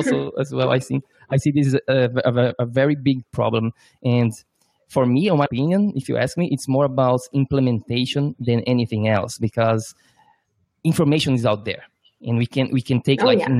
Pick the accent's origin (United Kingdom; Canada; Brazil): Brazil; now in New York, United States; I'm from Brazil